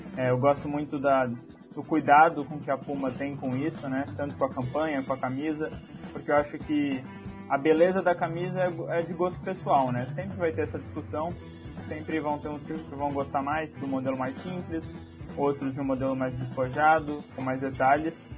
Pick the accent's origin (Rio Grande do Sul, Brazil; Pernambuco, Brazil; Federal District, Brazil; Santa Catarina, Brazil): Federal District, Brazil; Brasília; eu sou de Brasília